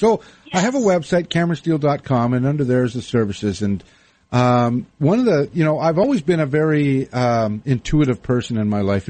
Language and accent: English; Winnipeg, Manitoba, Canada; moved away as an adult; also born or lived in Victoria / Vancouver; now in United States; Growing up in Winnipeg